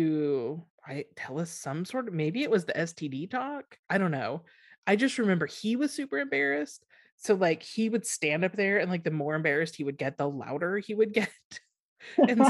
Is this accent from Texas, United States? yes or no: yes; Texas, United States; we grew up in Texas